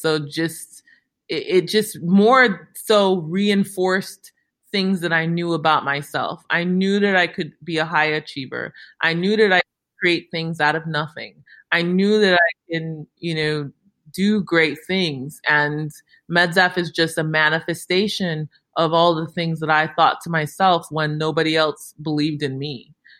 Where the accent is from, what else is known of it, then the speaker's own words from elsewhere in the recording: Chicago, Illinois, United States; growing up in Chicago in the suburbs